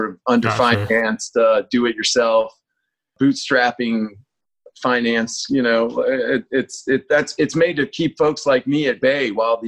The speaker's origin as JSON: {"language": "English", "town": "Atlanta", "region": "Georgia", "country": "United States", "tie": "born or raised there", "also_born_or_lived": "North Carolina", "moved": "as an adult", "lives_now": "California, United States", "said": "I grew up in Atlanta, Georgia."}